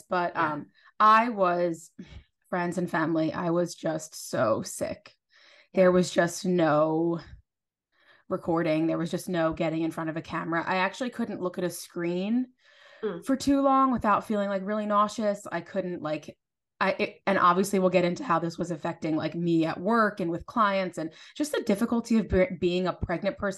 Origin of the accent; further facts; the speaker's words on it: New Jersey, United States; us South Jerseyans